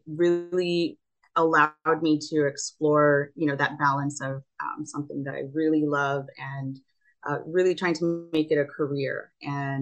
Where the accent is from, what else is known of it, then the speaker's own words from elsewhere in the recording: Rio Grande Valley, South Texas, United States; also born or lived in New Haven, Connecticut; I grew up in South Texas, and I went to college, studied architecture at Yale, then came back home to the Rio Grande Valley here in South Texas